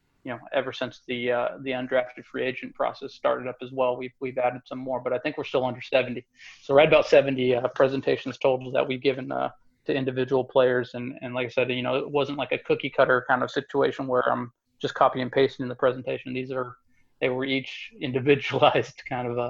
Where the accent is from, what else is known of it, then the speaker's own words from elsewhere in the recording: Modesto, California, United States; moved away as an adult; also born or lived in Santo Domingo, Dominican Republic; born and raised in Modesto, Central Valley Kid